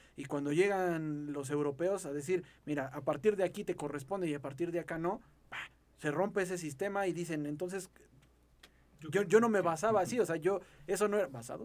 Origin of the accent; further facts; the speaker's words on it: Mexico; forjarnos una identidad totalmente como mexicanos